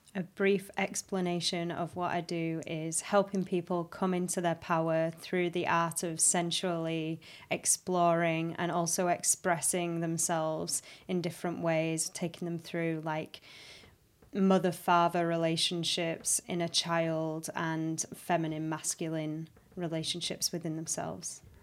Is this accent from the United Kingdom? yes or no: yes; Halifax, Yorkshire and the Humber, United Kingdom; moved away as an adult; also born or lived in High Wycombe / London / Australia; I was born in High Wycombe. But I grew up in Halifax